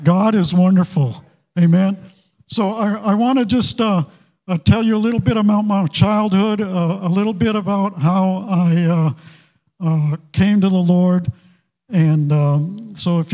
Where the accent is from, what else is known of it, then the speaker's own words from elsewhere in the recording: Maine, United States; moved away as an adult; also born or lived in California; I grew up in Maine